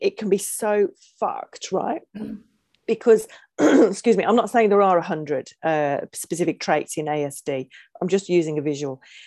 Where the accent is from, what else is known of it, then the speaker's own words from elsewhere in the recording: England, United Kingdom; moved away; being English